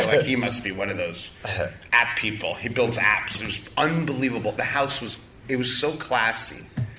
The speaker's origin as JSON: {"language": "English", "region": "New York", "country": "United States", "said": "I'm a New Yorker. New York is Bosnia."}